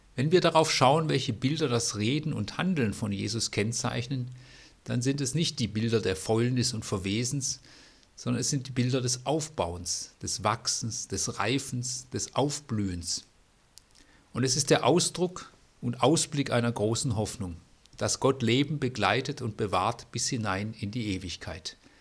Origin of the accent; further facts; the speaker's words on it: Bad Salzuflen, North Rhine-Westphalia, Germany; Ich bin in Bad Salzuflen geboren